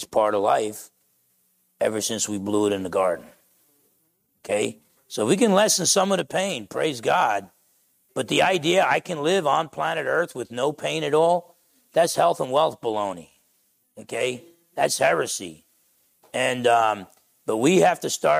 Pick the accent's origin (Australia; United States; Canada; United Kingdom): United States; We're the American church.